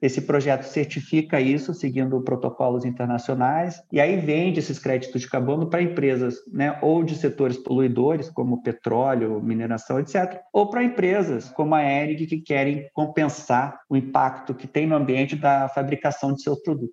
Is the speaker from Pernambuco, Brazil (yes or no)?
no; São Paulo, Brazil; also born or lived in Rio de Janeiro / United States; Eu sou carioca, flamenguista doente, cresci em São Paulo